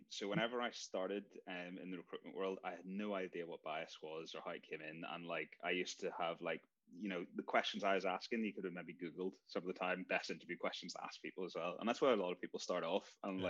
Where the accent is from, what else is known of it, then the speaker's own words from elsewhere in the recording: Northern Ireland, United Kingdom; moved away; also born or lived in China; Yeah, originally from Northern Ireland, which is the overlap with how we've met, Dave. Moved over to the UK. I spent a bit of time in China studying as well. So like well-traveled enough for a Northern Irish person.